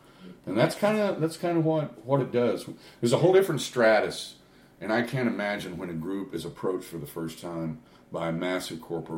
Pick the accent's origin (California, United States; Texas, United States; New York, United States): California, United States; close to where I was born in California.